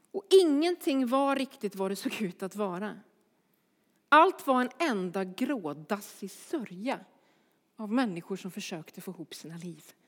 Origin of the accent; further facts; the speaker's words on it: Örebro, Örebro County, Sweden; Jag kommer från Örebro